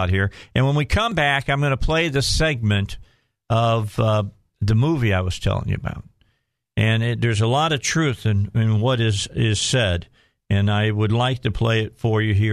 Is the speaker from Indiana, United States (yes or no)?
yes; Lake Station, Indiana, United States; also born or lived in Gary, Indiana / Hammond, Indiana; now in Arkansas, United States; I was born in Gary, Indiana, just so everybody knows, okay, and raised in Lake Station, and then we moved to Hessville